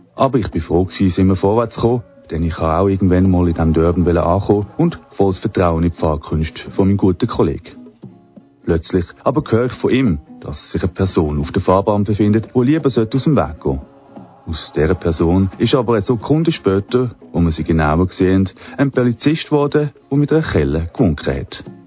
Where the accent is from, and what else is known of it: Switzerland